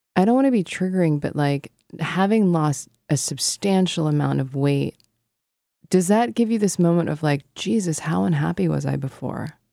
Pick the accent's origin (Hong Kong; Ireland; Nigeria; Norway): Hong Kong; moved away; I grew up in Hong Kong